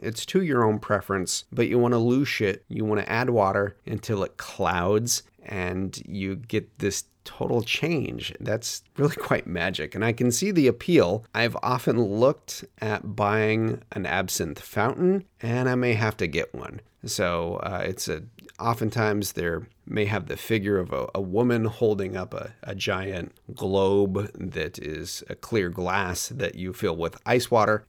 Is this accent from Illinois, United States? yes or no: no; Hood River, Oregon, United States; my hometown distillery, Hood River Distillers